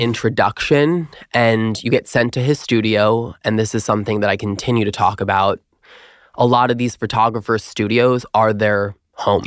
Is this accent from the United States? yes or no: yes; Long Island, New York, United States; I'm originally from Long Island, New York